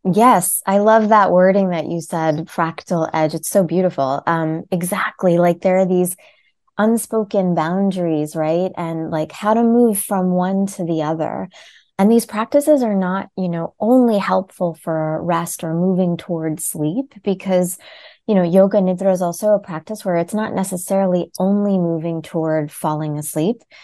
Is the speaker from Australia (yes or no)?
no; United States; I was born as an Indian born in America